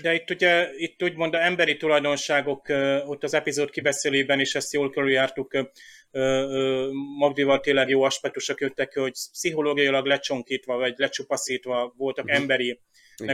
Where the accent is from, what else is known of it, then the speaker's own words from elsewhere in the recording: Hungary; én magyar vagyok